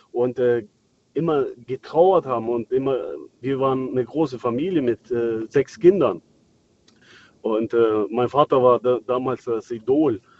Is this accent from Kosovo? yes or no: yes; Kosovo; moved away; ich komme aus dem, äh, aus dem Kriegsgebiet damals, 1999. Und äh, wir wurden aus dem Dorf vertrieben damals von den äh, Serben.